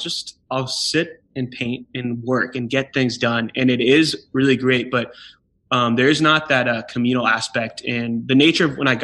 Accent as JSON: {"language": "English", "region": "California", "country": "United States", "said": "from California, which I love the East Coast, but it was a shock."}